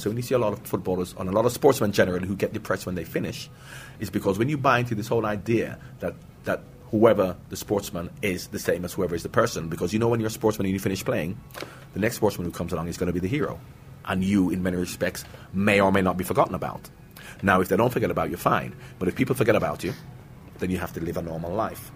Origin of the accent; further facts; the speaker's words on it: Jamaica; moved away; also born or lived in England; I'm from Jamaica